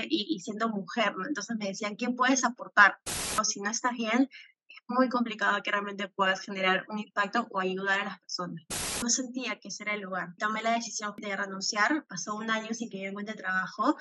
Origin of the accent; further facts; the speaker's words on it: Peru; me considero una peruana eh, muy patriota